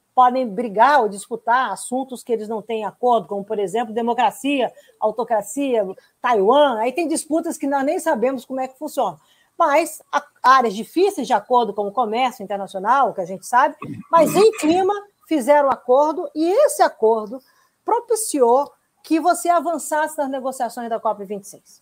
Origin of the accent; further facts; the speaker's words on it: Brazil; como brasileiros